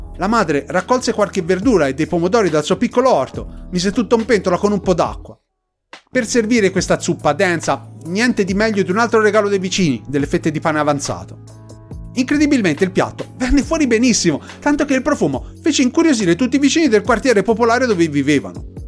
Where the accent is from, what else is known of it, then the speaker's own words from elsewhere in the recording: Tuscany, Italy; per noi toscani